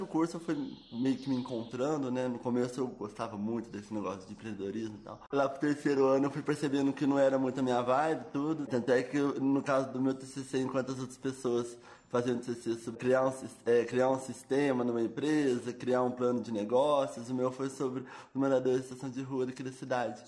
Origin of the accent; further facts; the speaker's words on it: Itajubá, Minas Gerais, Brazil; Nasci aqui em Itajubá. Nos dois primeiros anos eu morei em Fimboreira, que é uma cidade próxima aqui, no interior de Minas também. E aí, é, desde os meus dois anos eu moro no bairro do Reborgeon, aqui em Itajubá.